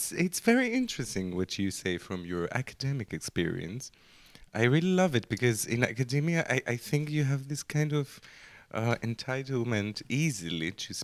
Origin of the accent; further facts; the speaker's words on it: Athens, Attica, Greece; I'm from Athens